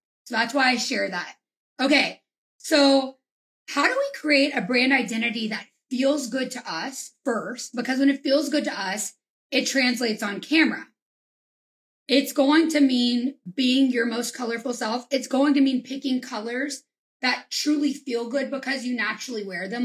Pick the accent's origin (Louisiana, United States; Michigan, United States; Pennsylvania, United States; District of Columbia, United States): Louisiana, United States; I'm from Louisiana